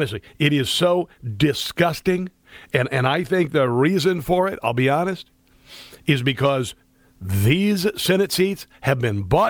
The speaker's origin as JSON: {"language": "English", "region": "Iowa", "country": "United States", "tie": "born or raised there", "moved": "yes", "said": "I grew up in Iowa"}